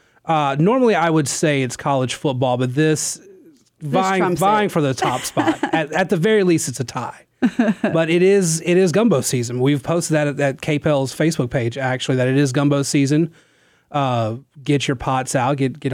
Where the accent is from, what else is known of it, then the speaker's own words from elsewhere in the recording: Louisiana, United States; I come from North Louisiana where people get the Roux in a Jar quite a bit